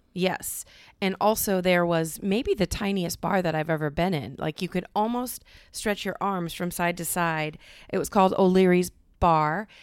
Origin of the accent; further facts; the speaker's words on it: Cedar Rapids, Iowa, United States; I'm from Cedar Rapids